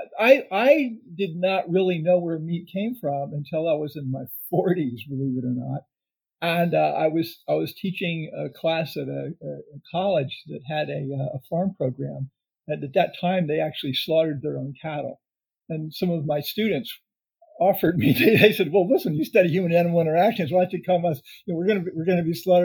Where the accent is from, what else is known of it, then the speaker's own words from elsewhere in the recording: the South, United States; I was raised in the South and fried chicken was a staple